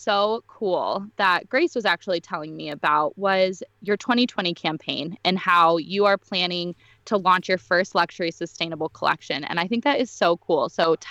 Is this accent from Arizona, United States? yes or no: yes; Scottsdale, Arizona, United States; I know Whitney and I grew up in Scottsdale